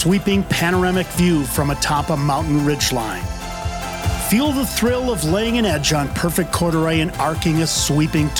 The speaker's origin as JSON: {"language": "English", "region": "Midwest", "country": "United States", "said": "my first experience as a Midwesterner"}